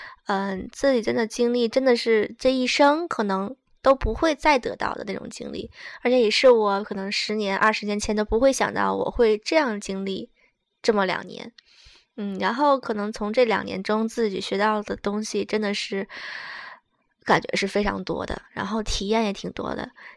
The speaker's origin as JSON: {"language": "Chinese", "region": "Okinawa", "country": "Japan", "lives_now": "Shizuoka, Japan", "said": "我觉得我从冲绳我乡下来的，到这边我觉得哇塞，眼花缭乱了。"}